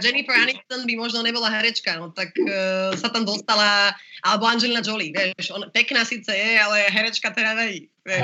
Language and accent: Slovak; Slovakia; som Slovenka a chcem žiť na Slovensku a mám Slovaka frajera